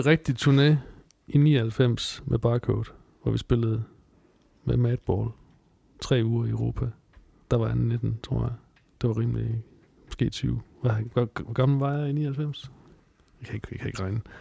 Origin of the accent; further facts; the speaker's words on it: Southern Jutland, Southern Denmark, Denmark; moved away; jeg voksede op i Sønderjylland